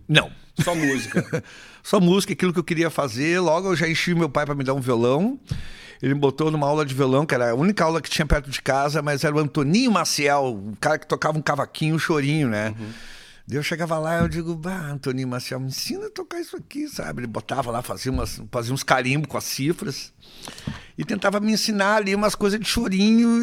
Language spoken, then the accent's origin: Portuguese; Canoas, Rio Grande do Sul, Brazil; also born or lived in Porto Alegre / Passo Fundo; Eu passei a minha adolescência ali em Canoas